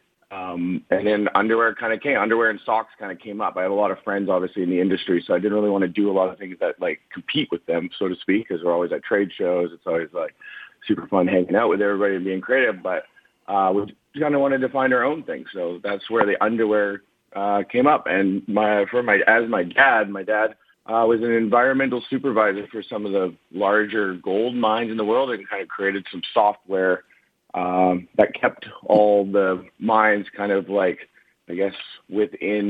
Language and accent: English; Kamloops, British Columbia, Canada; I'm from Canada, so I grew up about 4 hours north of Vancouver in Kamloops